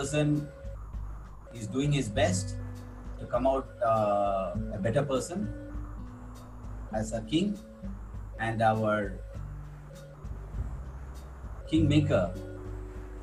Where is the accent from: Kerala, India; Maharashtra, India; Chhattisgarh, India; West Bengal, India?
Kerala, India; Kannur; moved away as an adult; now in Chennai, India; I am a Keralite. I am from Kannur. Now I am settled in Chennai.